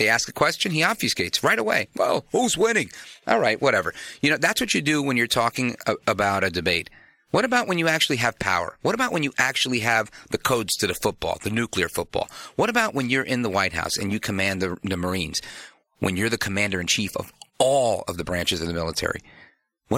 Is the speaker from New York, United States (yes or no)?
yes; New York City, New York, United States; now in New Jersey, United States; I was born in Brooklyn, moved across the river into Jersey